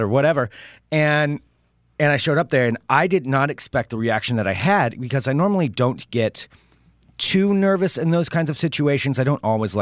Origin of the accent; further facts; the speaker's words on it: Independence, Oregon, United States; I grew up in Independence, Oregon. So a small town.